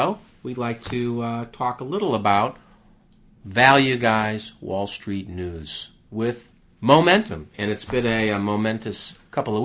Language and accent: English; United States; I'm an American.